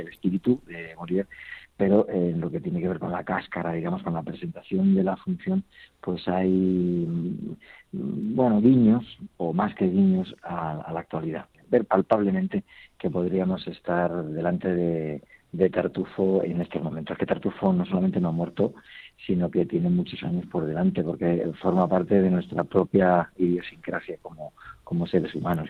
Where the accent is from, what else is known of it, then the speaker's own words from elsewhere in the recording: Logroño, La Rioja, Spain; moved away; en mi tierra, ¿no? donde nací, en Logroño. Y bueno, allí hay tantas, hay otras connotaciones ya familiares y bueno, la referencia desde que era niño